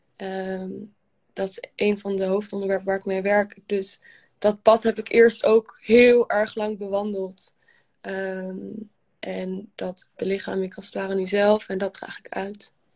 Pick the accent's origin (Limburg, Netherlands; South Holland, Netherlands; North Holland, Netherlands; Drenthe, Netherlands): North Holland, Netherlands; Amsterdam; ik kom uit Amsterdam